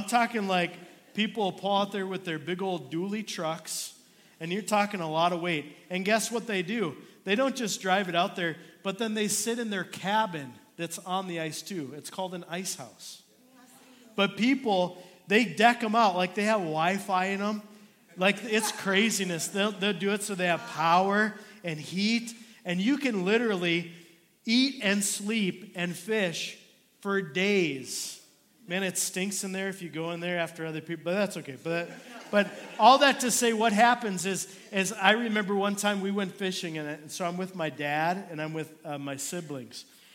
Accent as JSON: {"language": "English", "region": "Minnesota", "country": "United States", "tie": "born or raised there", "moved": "yes", "said": "I was born and raised in Minnesota"}